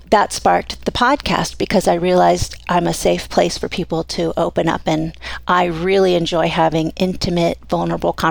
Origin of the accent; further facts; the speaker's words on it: Miami, Florida, United States; moved away as an adult; now in Coeur d'Alene, United States; came from Miami. Um, yeah, I lived in Florida until I was 23